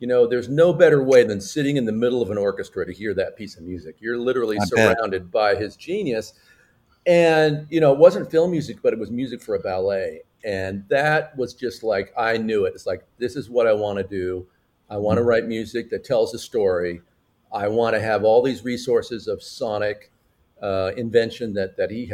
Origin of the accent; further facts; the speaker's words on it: San Francisco Bay Area, Northern California, United States; I was born in Northern California in the San Francisco Bay Area.